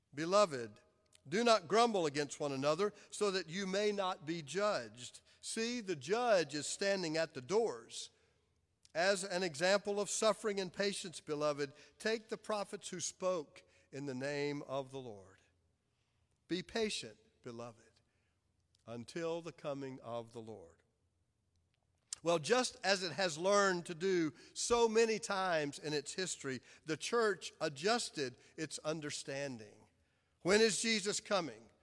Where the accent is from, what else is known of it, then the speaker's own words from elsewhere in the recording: Clinton, South Carolina, United States; now in Charlotte, United States; Amy and I were raised in Clinton, South Carolina